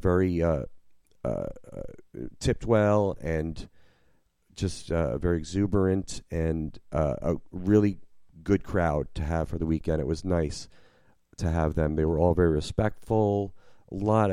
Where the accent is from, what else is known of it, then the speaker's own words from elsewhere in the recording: New Jersey, United States; moved away as an adult; now in New Orleans, United States; I grew up in Jersey